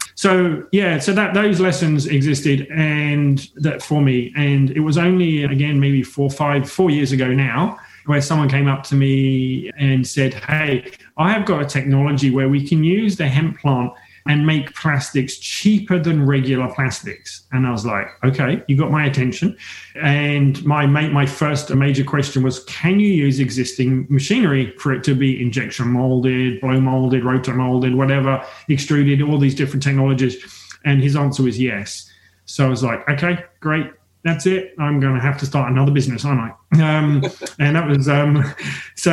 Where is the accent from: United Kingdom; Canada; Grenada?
United Kingdom; England; moved away as an adult; now in Australia; even though I'm based in Australia for 21 years now, I'm English originally